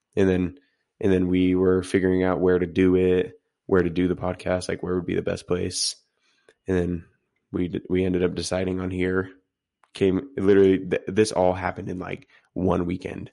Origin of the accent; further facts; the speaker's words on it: Utah, United States; we're, we're from Utah